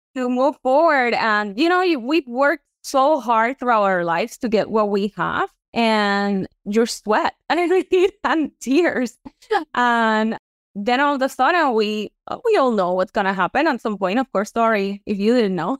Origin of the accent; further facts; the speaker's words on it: Puerto Rico; moved away as an adult; now in Florida, United States; I am from Puerto Rico, born and raised, and then I moved here to Florida. in two thousand and ten